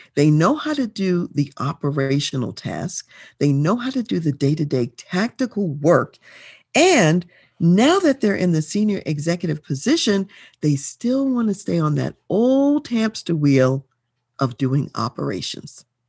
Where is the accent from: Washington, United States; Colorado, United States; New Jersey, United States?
Colorado, United States; though I'm from Colorado, I'm here in Colorado